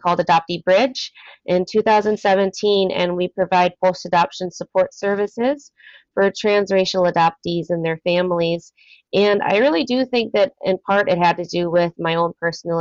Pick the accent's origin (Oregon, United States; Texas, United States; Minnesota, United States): Minnesota, United States; Minneapolis–Saint Paul; also born or lived in South Korea; I grew up in the Twin Cities here in Minnesota